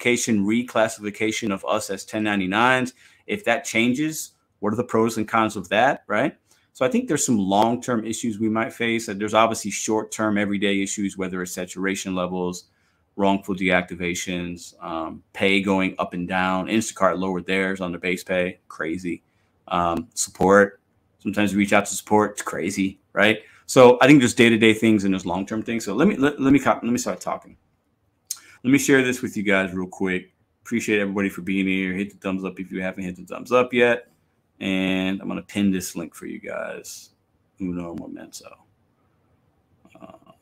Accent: Chicago, Illinois, United States; I'm from Chicago

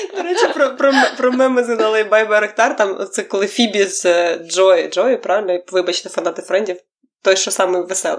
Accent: Ukraine; я з України

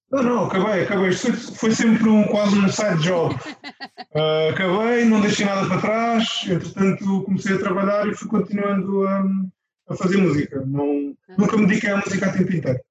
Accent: Loulé, Algarve, Portugal; eu sou de Lolé, do Algarve

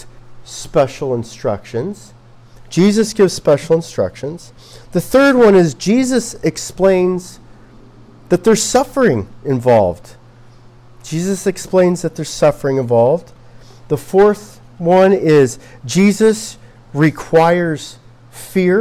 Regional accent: Los Angeles, California, United States; I'm from Los Angeles

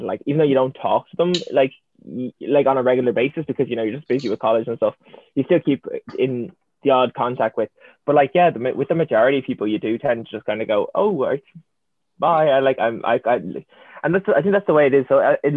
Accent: Dublin, Leinster, Ireland; I'm from Dublin

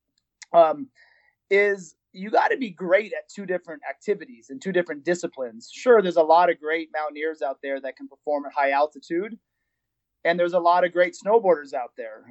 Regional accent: Arizona, United States; moved away as an adult; also born or lived in Milwaukee, Wisconsin / Portland, Oregon; now in South Lake Tahoe, United States; I did some Boy Scouts and hiking and stuff growing up in Arizona.

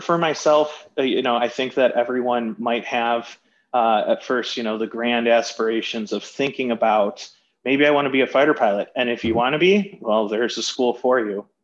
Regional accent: Birmingham, Michigan, United States; growing up in Birmingham, Michigan, I played football

